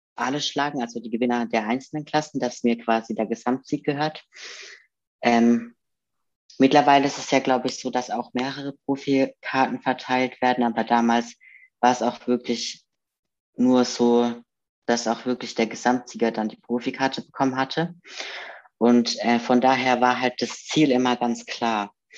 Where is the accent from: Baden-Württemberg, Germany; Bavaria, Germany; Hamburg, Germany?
Baden-Württemberg, Germany; Karlsruhe; moved away; ich komme ja aus Karlsruhe ursprünglich